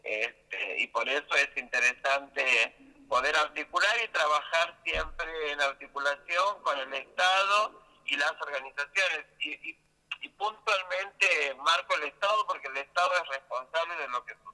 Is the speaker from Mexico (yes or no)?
no; Río Negro, Argentina; yo soy de Río Negro.